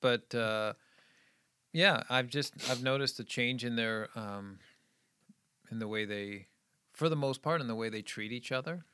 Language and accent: English; Scituate, Massachusetts, United States; also born or lived in Midwest; I grew up in New England, just outside of Boston, and, um, I went to a little high school, um, in this little town called Scituate.